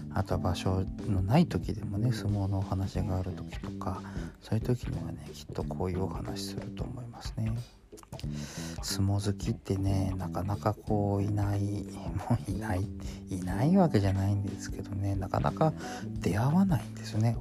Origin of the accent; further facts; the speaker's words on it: Sapporo, Hokkaido, Japan; 私札幌の人間ですから